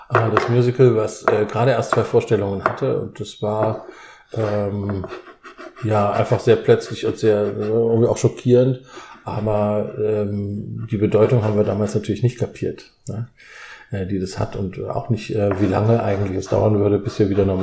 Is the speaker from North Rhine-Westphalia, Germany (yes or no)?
no; Heidelberg, Baden-Württemberg, Germany; Also … ist mein Name. Ähm, ich komme aus